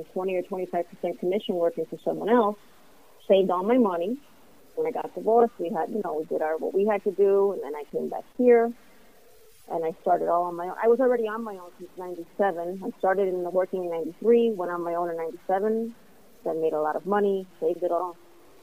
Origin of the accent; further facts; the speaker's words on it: Hialeah, Florida, United States; also born or lived in Cuba / Massachusetts; So I grew up in Hialeah, Florida. Came from Cuba when I was a year old